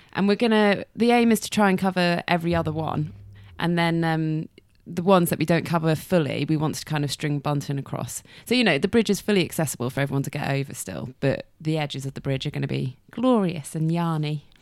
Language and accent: English; Shrewsbury, West Midlands, United Kingdom; also born or lived in Nottingham / Leeds; I was born and bred in Shrewsbury. Grew up in Baston Hill